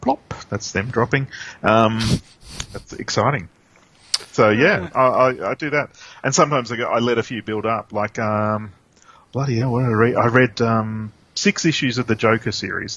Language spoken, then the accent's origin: English; Australia; we're both Australian